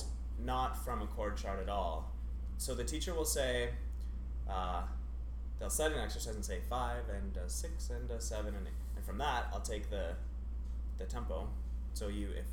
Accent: Ottawa, Ontario, Canada; moved away as an adult; now in Toronto, Canada; Ottawa, born and raised, and subsequently moved to Toronto to go to Canham School at U of T

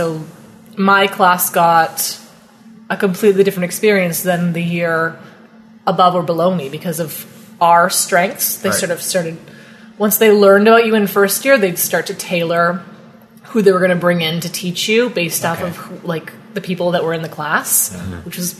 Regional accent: Perth, Ontario, Canada; now in Ottawa, Canada; I'm from Perth.

